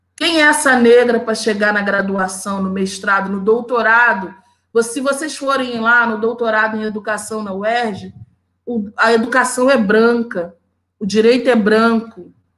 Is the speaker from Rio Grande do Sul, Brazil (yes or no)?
no; Rio de Janeiro, Brazil; also born or lived in Campo Grande, Rio de Janeiro; eu nasci na Vila Aliança, em Senador Camará, uma favela. Toda a minha família mora lá. Eu moro ainda na Zona Oeste do Rio de Janeiro